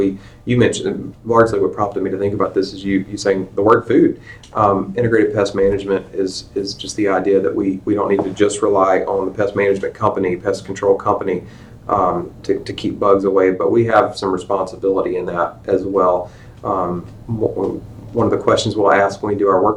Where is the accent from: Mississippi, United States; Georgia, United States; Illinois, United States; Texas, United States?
Mississippi, United States; Rankin County; I grew up down in Rankin County in the Southern Pine Electric Power Association